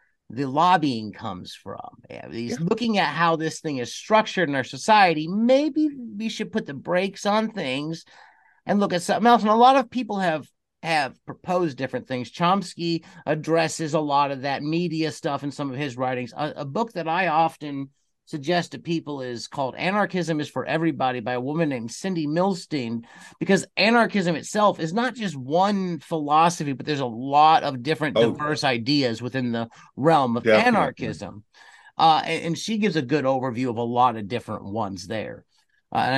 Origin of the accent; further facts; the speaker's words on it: United States; I was raised in the United States of America